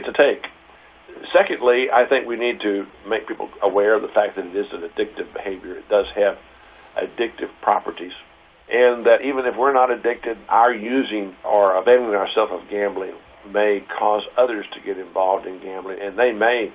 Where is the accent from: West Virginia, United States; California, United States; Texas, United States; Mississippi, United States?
Texas, United States; Houston; also born or lived in Princeton; I grew up in Houston